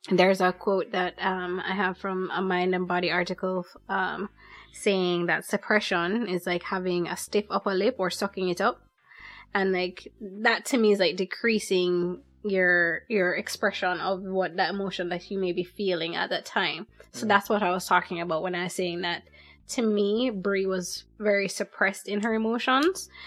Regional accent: Jamaica; also born or lived in United States; even though we are Jamaican, I spent a lot of my time in the US, so I experienced a lot of different things from that.

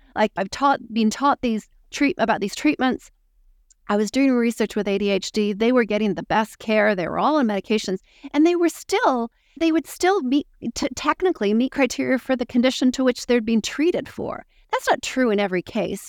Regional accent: Canada; moved away as an adult; now in New Zealand; I'm Canadian.

